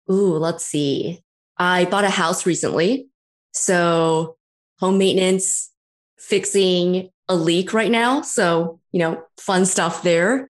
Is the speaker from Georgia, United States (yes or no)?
no; San Francisco Bay Area, California, United States; also born or lived in New York; now in Toronto, Canada; I'm from the San Francisco Bay Area originally, born and raised